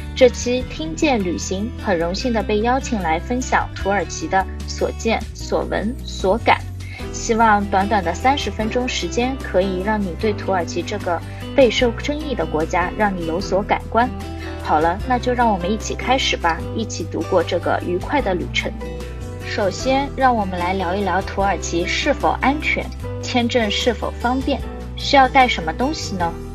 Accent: Shanghai, China; 我们是上海人，上海能看到那种鹅毛大雪的概率真的是很低，很低，很低

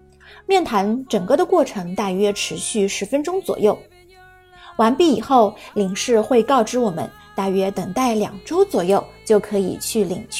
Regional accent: China; 就好比我们中国人所持有的中国护照

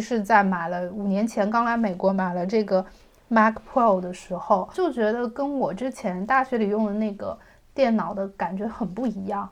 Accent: China; 我们中国人

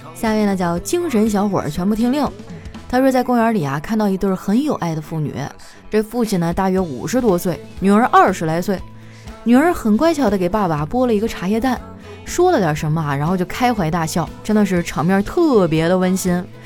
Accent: northern China, China; 我作为一个北方人

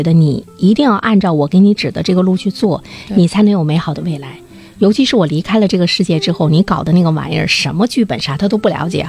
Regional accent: Sichuan, China; 因为我从小呢也是在四川那块儿对长大，

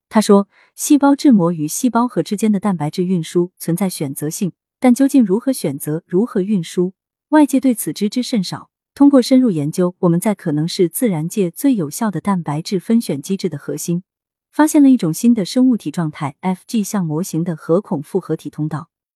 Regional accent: northern China, China; now in Shanghai, China; 作为北方人

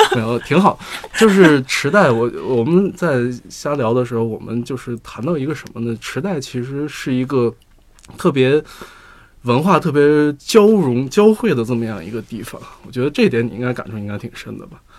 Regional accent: Beijing, China; 作为北京人

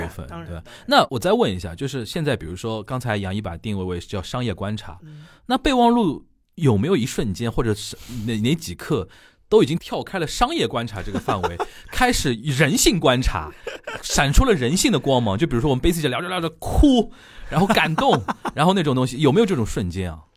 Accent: Shanghai, China; 我是上海人，我聊很多上海文化的那些东西

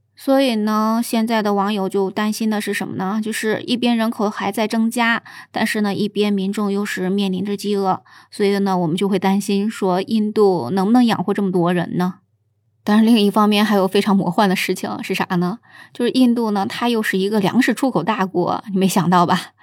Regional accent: China; 我们中国人

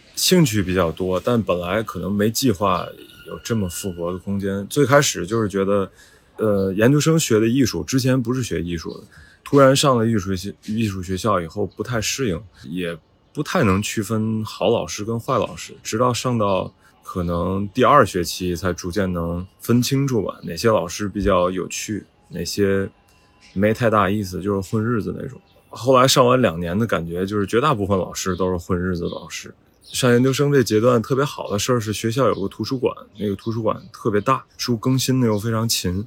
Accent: Tianjin, China; now in Beijing, China; 我是天津人，呃，我成长环境就是这样的，我也是在这种四合院长大的

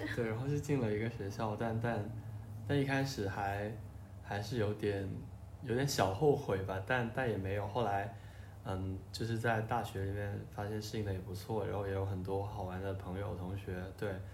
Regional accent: Shenzhen, Guangdong, China; 我小时候是在深圳嘛

